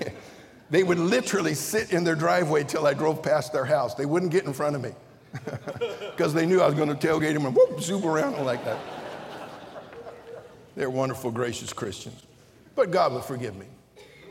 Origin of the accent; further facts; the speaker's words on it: Pittsburg, California, United States; I was born in Pittsburgh over here in the East Bay